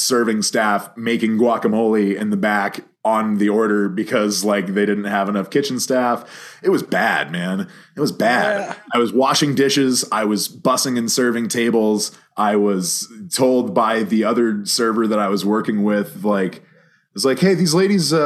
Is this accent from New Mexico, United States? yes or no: yes; Santa Fe, New Mexico, United States; born or raised there; also born or lived in Dallas, Texas